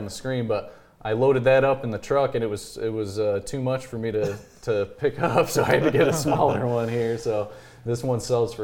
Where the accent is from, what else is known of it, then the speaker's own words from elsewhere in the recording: Kalamazoo, Michigan, United States; now in Jackson, United States; I'm from Kalamazoo area. Went to Gull Lake High School